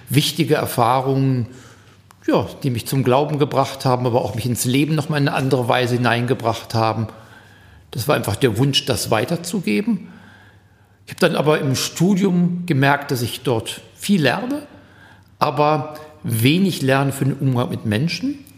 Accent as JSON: {"language": "German", "town": "Hagen", "region": "North Rhine-Westphalia", "country": "Germany", "said": "Ja, ich komme aus Helfe, ökumenischem Gemeindezentrum. Hagen-Helfe, ja, genau."}